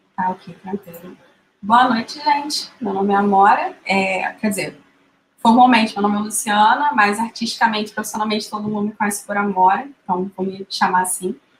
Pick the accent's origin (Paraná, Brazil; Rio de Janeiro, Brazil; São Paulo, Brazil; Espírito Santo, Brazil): Rio de Janeiro, Brazil; não só como carioca